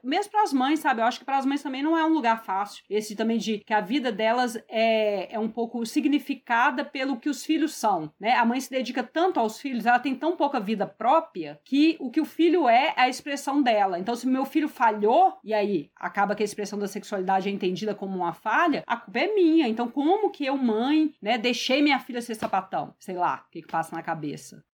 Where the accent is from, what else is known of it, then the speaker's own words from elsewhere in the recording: Minas Gerais, Brazil; eu sou mineira